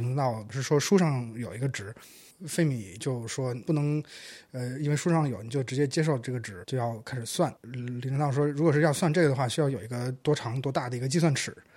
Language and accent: Chinese; Shandong, China; 我的故乡山东那边荣成